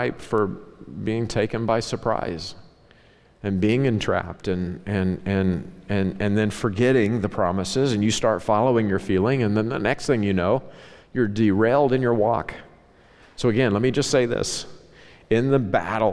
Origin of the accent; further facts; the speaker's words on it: Ozark Mountains, Southwest Missouri / Northwest Arkansas, the Ozarks, United States; moved away; I grew up in the Ozark Mountains. Okay, where I grew up, now it's this cosmopolitan, Walmart-changed, Southwest Missouri, Northwest Arkansas